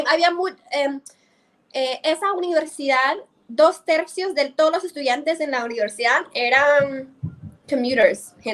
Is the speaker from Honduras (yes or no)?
no; Omaha, Nebraska, United States; Spanish is a second language; moved away as an adult; also born or lived in Lima, Peru / San Salvador, El Salvador; now in Medellín, Colombia; Mi, ciudad natal se llama Omaha, en el, en el estado de Nebraska.